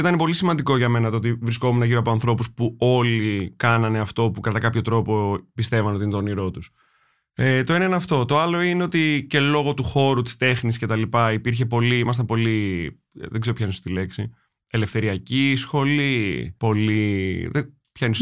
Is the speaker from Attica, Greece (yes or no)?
yes; Attica, Greece; εγώ όταν μεγάλωσα στα βόρεια